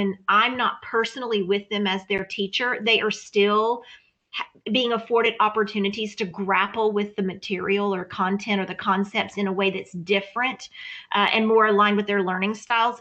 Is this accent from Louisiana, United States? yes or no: yes; Louisiana, United States; moved away; I come from Louisiana